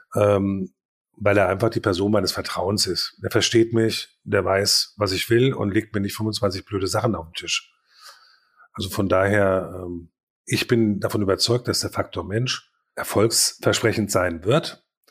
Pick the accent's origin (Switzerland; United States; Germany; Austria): Germany; Paderborn, North Rhine-Westphalia; bei uns in Paderborn